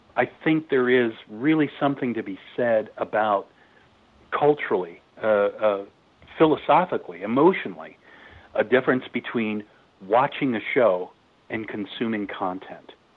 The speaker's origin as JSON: {"language": "English", "area": "San Francisco Bay Area", "region": "California", "country": "United States", "tie": "born or raised there", "said": "I grew up in the San Francisco Bay Area"}